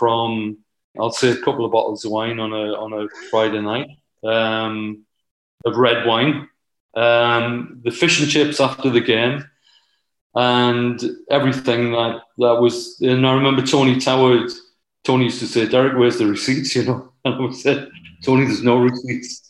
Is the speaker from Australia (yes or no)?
no; the Northeast, North East England, United Kingdom; I was from the Northeast